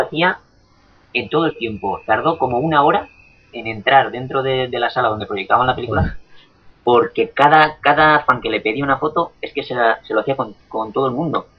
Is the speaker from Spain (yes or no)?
yes; Valencian Community, Spain; no es por ser valenciano y que sea mi tierra